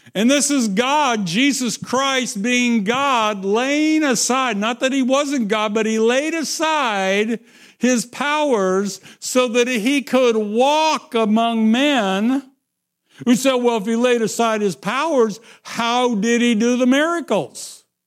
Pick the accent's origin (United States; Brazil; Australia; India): United States; Midwest; I am from the Midwest.